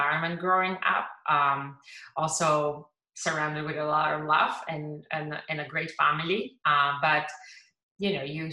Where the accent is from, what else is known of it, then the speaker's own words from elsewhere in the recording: Pazardzhik, Pazardzhik Province, Bulgaria; moved away as an adult; now in United States; I was born in a middle-sized town called Pazarjik in Bulgaria. And I grew up in, we could call it, middle-class family.